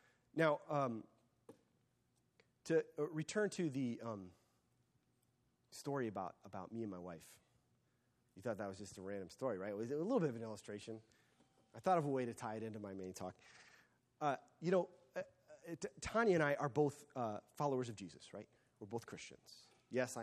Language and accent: English; United States; I am an American